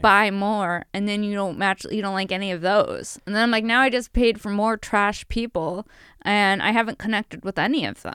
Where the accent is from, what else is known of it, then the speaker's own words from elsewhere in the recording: Buffalo, New York, United States; I'm from Buffalo